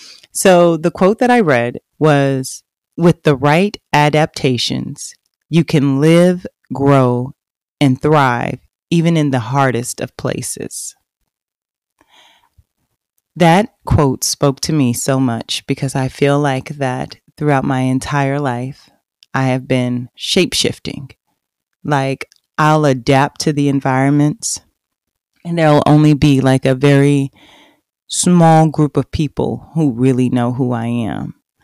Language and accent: English; Oklahoma, United States; also born or lived in Fort Worth, Texas; I grew up in a very small town in Oklahoma. Now, I was born in Fort Worth. I was born on the south side of Fort Worth.